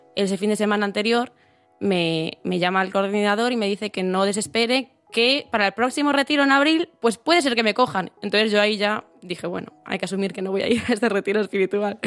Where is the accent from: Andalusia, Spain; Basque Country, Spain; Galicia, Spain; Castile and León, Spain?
Galicia, Spain; Santiago de Compostela; soy de Santiago